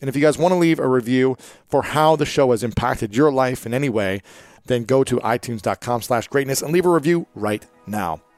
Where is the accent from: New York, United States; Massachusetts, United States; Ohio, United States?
Ohio, United States; I'm from Ohio